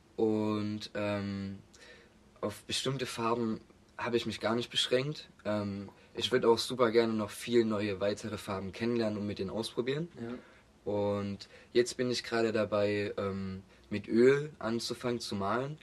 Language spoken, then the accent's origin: German; Augustusburg, Saxony, Germany; now in Leipzig, Germany; ursprünglich komme ich aus der Nähe von Chemnitz